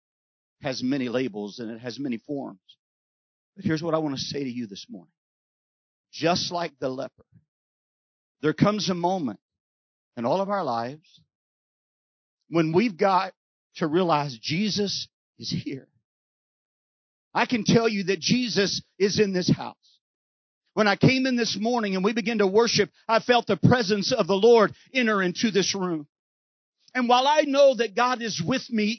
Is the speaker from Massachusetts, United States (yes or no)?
no; Texas, United States; I'm from Texas, and we don't know how to not be quiet in Texas